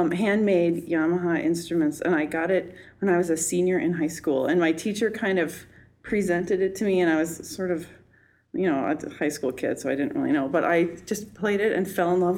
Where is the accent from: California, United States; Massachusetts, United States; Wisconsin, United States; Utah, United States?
Wisconsin, United States; Fort Atkinson; moved away as an adult; also born or lived in New York; now in Twin Cities, United States; I'm originally from Fort Atkinson, Wisconsin, which has about 10,000 people, and it's halfway between Madison and Milwaukee. And so I grew up there